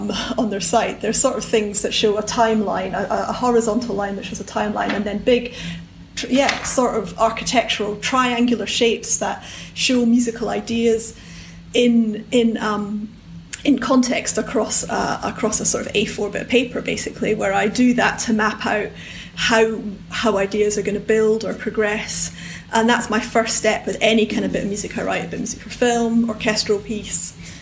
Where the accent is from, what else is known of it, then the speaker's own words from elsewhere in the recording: Edinburgh, Scotland, United Kingdom; In Edinburgh.